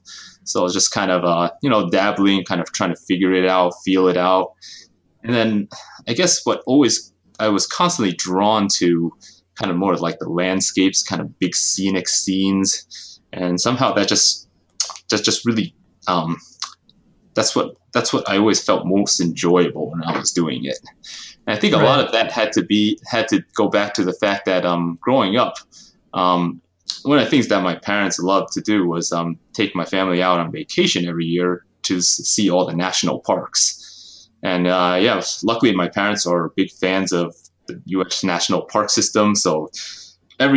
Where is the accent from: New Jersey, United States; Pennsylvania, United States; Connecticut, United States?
New Jersey, United States; moved away as an adult; also born or lived in upstate New York / San Francisco Bay Area, California; I grew up in the East Coast, New Jersey, to be specific